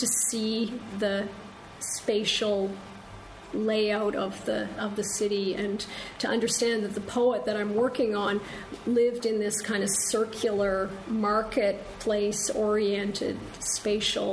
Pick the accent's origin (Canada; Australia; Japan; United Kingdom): Canada; as a Canadian who works on British poetry